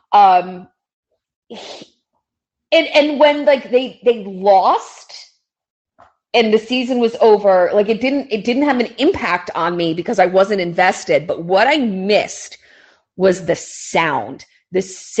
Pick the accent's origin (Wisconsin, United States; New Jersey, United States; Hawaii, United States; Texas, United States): New Jersey, United States; I grew up in North Jersey